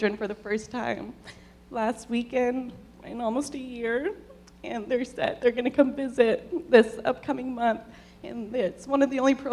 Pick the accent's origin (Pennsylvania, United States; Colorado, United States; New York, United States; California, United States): California, United States; Southern; I'm from Southern California.